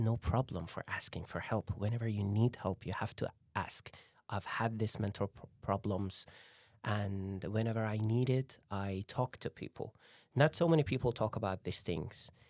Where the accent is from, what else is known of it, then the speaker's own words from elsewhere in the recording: Iran; now in Norway; I'm Persian, I'm from Iran